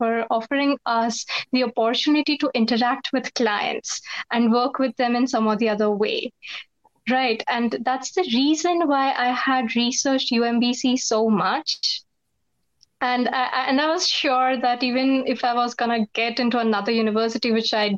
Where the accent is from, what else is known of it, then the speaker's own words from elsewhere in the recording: India; also born or lived in United States; I'm back to my country after pursuing my master's from the States